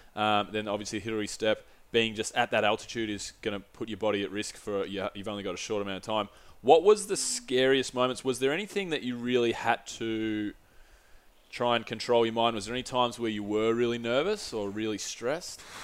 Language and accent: English; Australia; no soy Gringo, soy Australiano, which is, no, I'm not a Gringo, I'm, a, I'm an Aussie